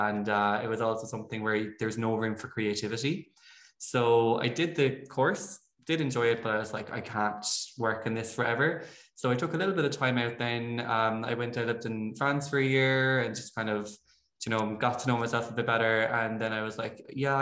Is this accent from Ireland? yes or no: yes; Abbeyfeale, Munster, Ireland; I'm from Abbeyfeel. I don't know if you'd know it. It's a small town on the Limerick-Kerry border